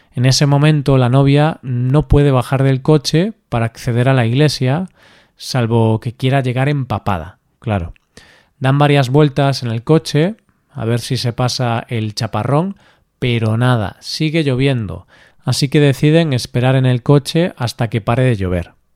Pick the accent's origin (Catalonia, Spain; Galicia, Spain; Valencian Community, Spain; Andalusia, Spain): Galicia, Spain; En mi tierra, en Galicia